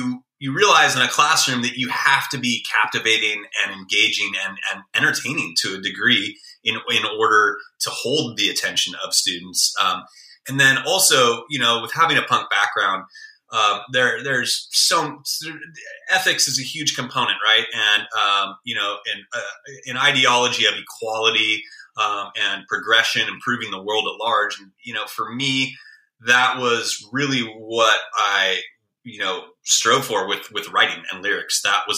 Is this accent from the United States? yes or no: yes; California, United States; I obviously growing up in the Bay Area, or to a degree, any urban environment for that matter, you're going to be exposed to a little bit more